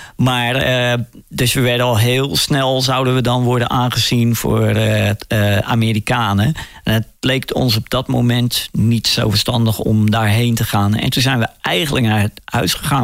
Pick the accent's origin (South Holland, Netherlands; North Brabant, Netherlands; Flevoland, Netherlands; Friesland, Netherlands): South Holland, Netherlands; Rotterdam; ik kom uit Rotterdam en eh, Rotterdam is een havenstad